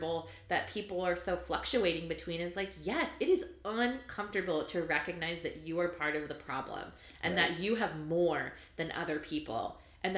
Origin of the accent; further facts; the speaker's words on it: California, United States; I grew up in California